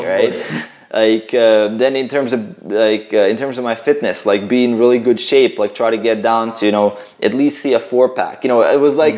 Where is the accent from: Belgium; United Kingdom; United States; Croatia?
Croatia; I'm a Croatian, right? So yeah. I'm uh, from like actually my family right now we live in um, in on the border between Bosnia and Croatia